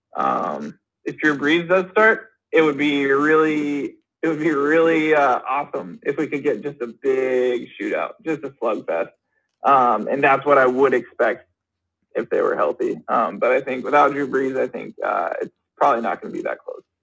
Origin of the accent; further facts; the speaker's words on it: Seattle, Washington, United States; now in Minnesota, United States; I'm from Seattle. I'm from Washington